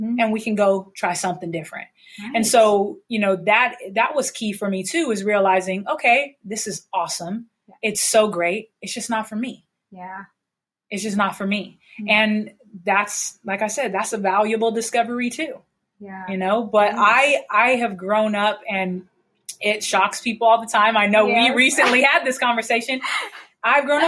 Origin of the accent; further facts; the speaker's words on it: San Diego, California, United States; I've grown up, born and raised in San Diego.